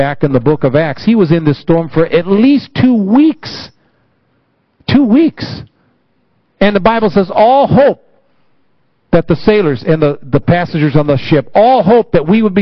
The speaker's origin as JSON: {"language": "English", "country": "United States", "said": "it my home country"}